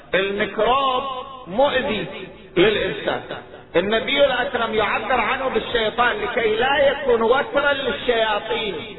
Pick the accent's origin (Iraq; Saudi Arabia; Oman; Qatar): Iraq; عندنا في العراق